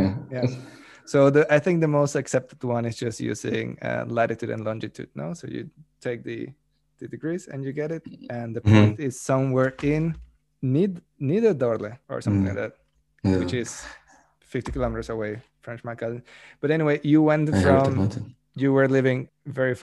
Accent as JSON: {"language": "English", "country": "Mexico"}